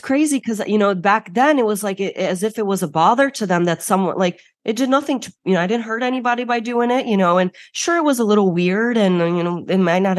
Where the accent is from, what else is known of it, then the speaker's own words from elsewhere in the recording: Chicago, Illinois, United States; I am first generation Bulgarian, born and raised in Chicago. And so my entire family is overseas currently. Now I'm the lone wolf.